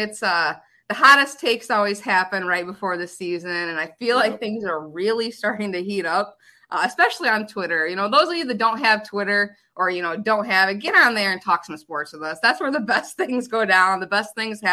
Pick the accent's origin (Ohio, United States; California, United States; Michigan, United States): Michigan, United States; outside of Ann Arbor; I grew up outside of Ann Arbor my whole life.